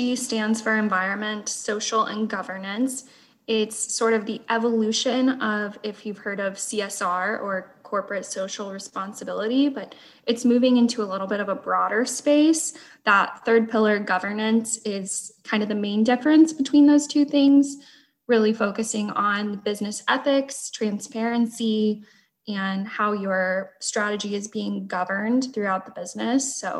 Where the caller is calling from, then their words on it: Fort Worth, Texas, United States; I am in the Fort Worth, Texas area.